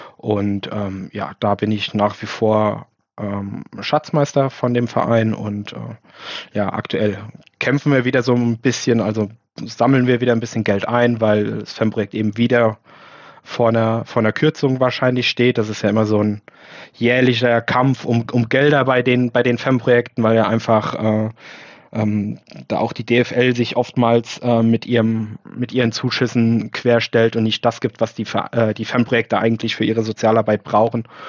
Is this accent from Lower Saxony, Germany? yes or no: no; Mainz, Rhineland-Palatinate, Germany; Ich bin in Mainz geboren, habe aber immer ein bisschen außerhalb gewohnt, so 10, 15 Kilometer vor, vor den Toren